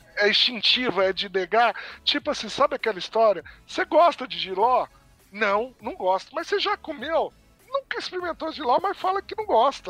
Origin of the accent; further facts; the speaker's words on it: Brazil; somos brasileiros